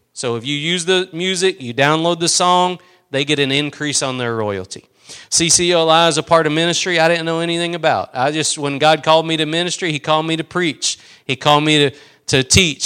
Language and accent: English; East Texas, United States; I'm from East Texas